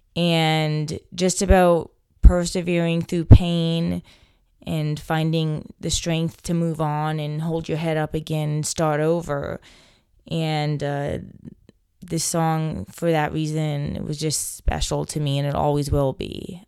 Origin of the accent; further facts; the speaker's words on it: Delaware, United States; moved away as an adult; now in Hamilton, United States; growing up in Delaware